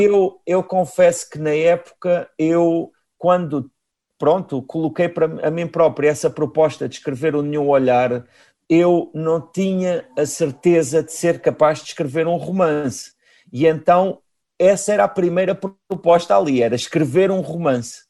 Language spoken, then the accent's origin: Portuguese; Galveias, Portalegre District, Portugal; eu nasci em Galveias